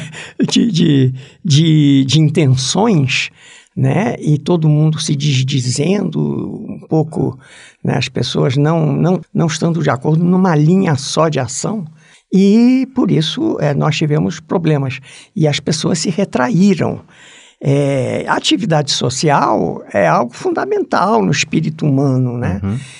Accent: Brazil; moved away; nós somos brasileiros

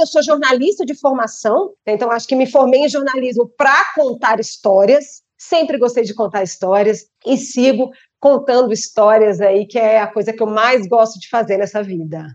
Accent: Brasília, Federal District, Brazil; Eu sou brasiliense

